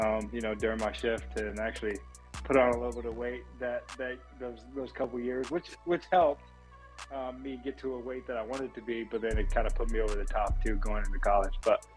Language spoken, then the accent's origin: English; Phoenix, Arizona, United States; Right now I'm in Maryland, in Annapolis training, but I'm from Phoenix, Arizona, so I like to go home and see my family